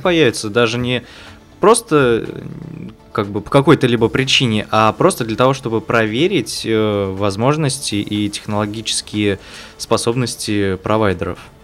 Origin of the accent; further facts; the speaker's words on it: Kuvandyk, Orenburg Oblast, Russia; я из Оренбурга, родился в Кундаке, в небольшом городе